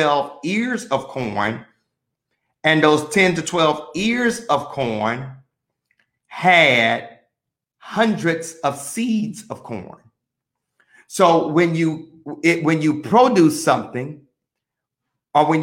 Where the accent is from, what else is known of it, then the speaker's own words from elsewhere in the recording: Mississippi, United States; I'm from Mississippi